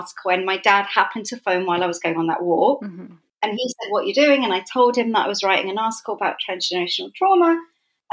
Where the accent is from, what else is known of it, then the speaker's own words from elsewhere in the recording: London, United Kingdom; also born or lived in Islington / Edmonton / Southgate; I grew up in North London. I was born in Islington